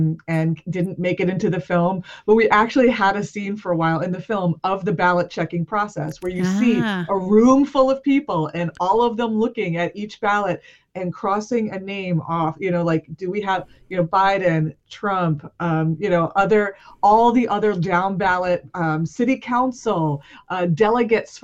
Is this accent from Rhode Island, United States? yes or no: yes; Cranston, Rhode Island, United States; also born or lived in Providence, Rhode Island; I'm from Rhode Island. I live in Providence. I was born in this state, and I was born in the city of Cranston